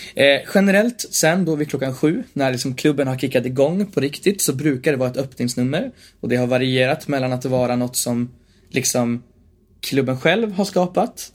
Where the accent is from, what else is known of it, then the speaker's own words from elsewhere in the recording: Bollnäs, Gävleborg County, Sweden; I Bollnäs, där jag också är uppvuxen.